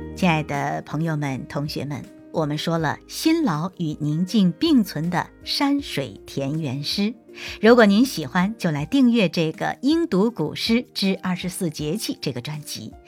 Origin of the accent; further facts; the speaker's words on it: China; 在我们中国人的骨子里